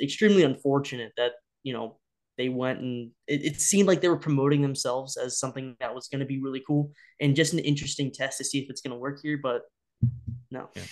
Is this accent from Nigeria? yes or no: no; Cincinnati, Ohio, United States; I grew up in the Cincinnati area